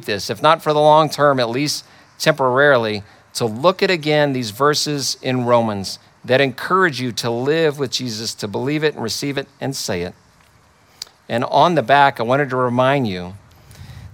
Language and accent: English; Texas, United States; I grew up in Texas in the Bible Belt